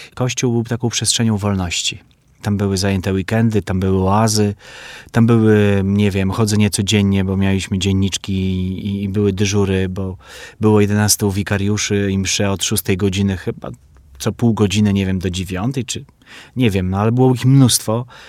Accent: Białystok, Podlaskie Voivodeship, Poland; moved away as an adult; now in Warsaw, Poland; w kinie Syrena, które już nie istnieje w moim mieście w Białymstoku

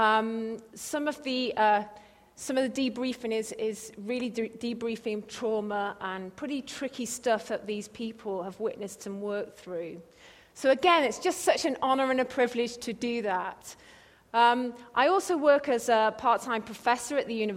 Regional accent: England, United Kingdom; accent: English; moved away as an adult; also born or lived in Cambridge; We moved here from England, and yeah, I'm really sorry you've got another English accent to listen to.

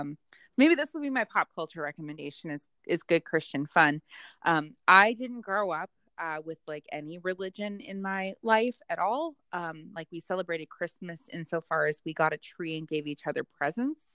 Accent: California, United States; When we were growing up in California

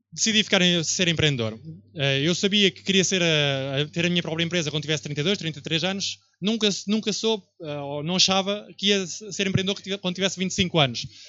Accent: Viseu, Centro, Portugal; moved away as an adult; also born or lived in Barcelona; eu vim de Viseu, onde cresci até aos 18 anos

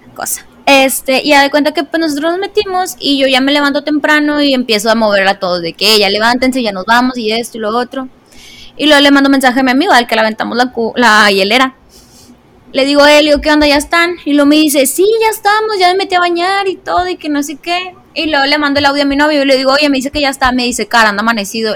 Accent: northern Mexico, Mexico; siendo norteña

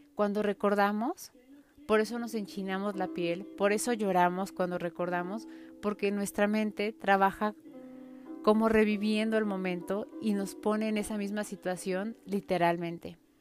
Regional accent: Mexico City, Mexico; en la Ciudad de México no andamos con short ni con camiseta

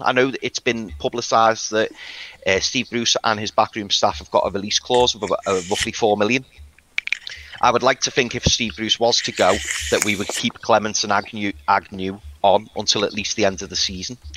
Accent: Liverpool, North West England, United Kingdom; as you can probably tell, I'm from Liverpool

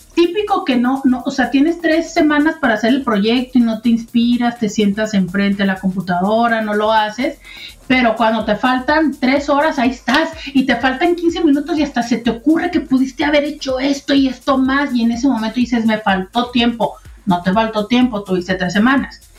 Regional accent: Mexico; como mexicanos

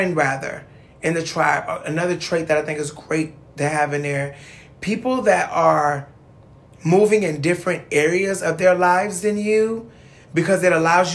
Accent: Cleveland, Ohio, United States; I come from Cleveland

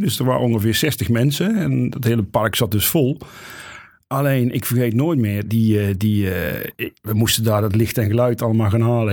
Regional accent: near Oss, North Brabant, Netherlands; now in Eindhoven, Netherlands; ik kom uit de buurt van Os.

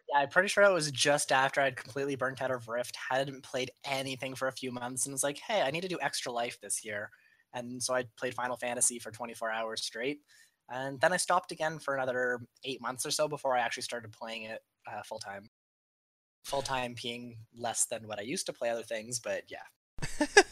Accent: Canada; I am from Canada

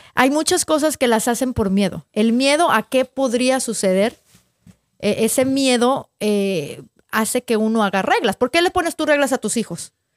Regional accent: northern Mexico, Mexico; somos del norte de México

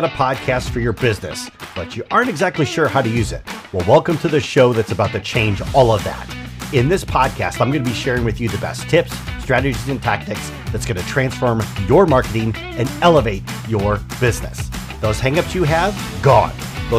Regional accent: Michigan, United States; it's not because I grew up in Chicken Scratch, Michigan.

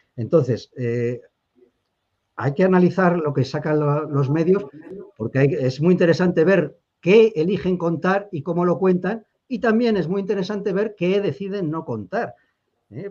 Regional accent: the Meseta, Spain; nosotros los mesetarios

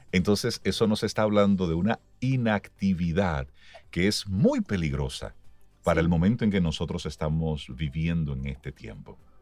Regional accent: Dominican Republic; como ciudadano dominicano

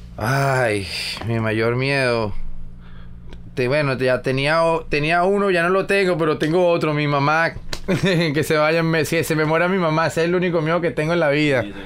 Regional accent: Venezuela; also born or lived in California; now in Miami, United States; de la misma zona de donde soy yo pero sí de las afueras de donde vivo yo en Venezuela

